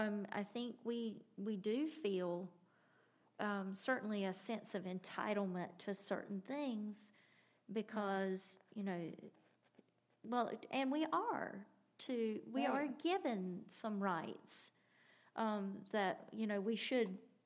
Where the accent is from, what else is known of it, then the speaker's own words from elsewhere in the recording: United States; we're American.